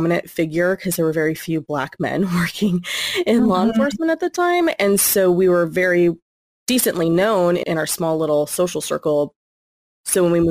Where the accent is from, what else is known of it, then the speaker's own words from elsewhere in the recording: California, United States; born and raised in California, but where I reside is specifically in the Central Valley